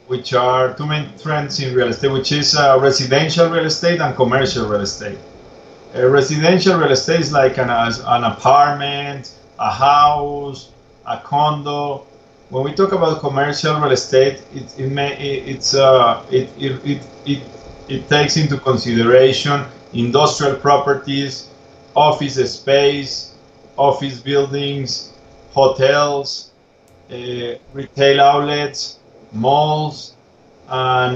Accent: Bogota, Colombia; also born or lived in Tuscaloosa, Alabama / Atlanta, Georgia; I am from Bogota, from Colombia.

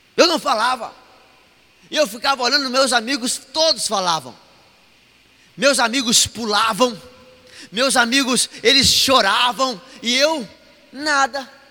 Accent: Mato Grosso, Brazil; Mato Grossense não conhece frio, não. Nós não conhecemos, não

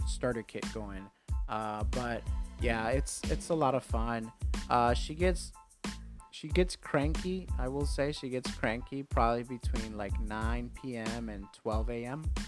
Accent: New York, United States; growing up in New York at 15

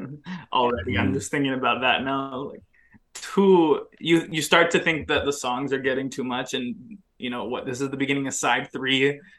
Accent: Orange County, California, United States; I'm also from Orange County

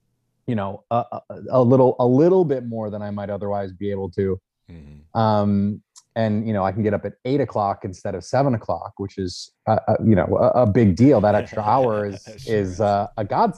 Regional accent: Milwaukee, Wisconsin, United States; I grew up in Milwaukee, in a suburb called Shorewood

